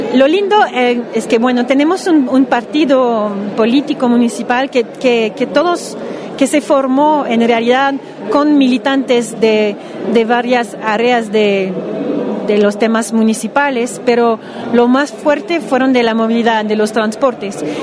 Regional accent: Montreal, Quebec, Canada; Spanish is a second language; soy de Montreal, Canadá

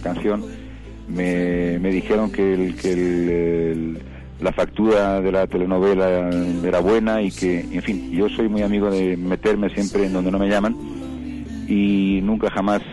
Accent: Philippines; moved away; cuando era pequeño y en Filipinas veía sus películas

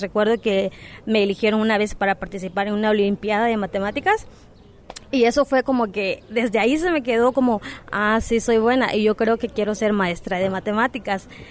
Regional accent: Cochoapa, Guerrero, Mexico; moved away as an adult; also born or lived in United States; no solo en Cochuapa, de donde yo vengo

